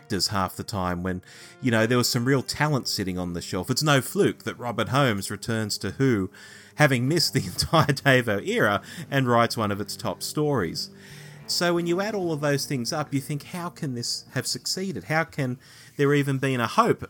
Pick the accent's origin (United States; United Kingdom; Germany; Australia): Australia; Growing up in Australia, we had a lot going for us.